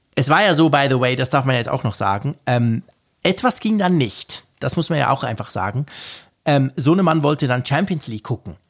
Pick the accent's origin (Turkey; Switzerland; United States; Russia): Switzerland; ich bin ja Schweizer